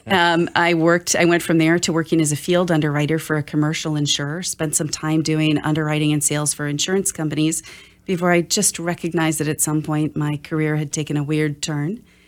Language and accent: English; Oshkosh, Wisconsin, United States; I'm from Oshkosh